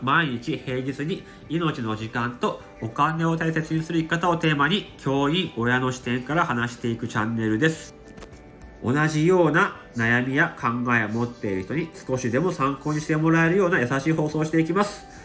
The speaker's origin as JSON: {"language": "Japanese", "region": "Akita", "country": "Japan", "tie": "born or raised there", "moved": "yes", "said": "うち地元が秋田なんで"}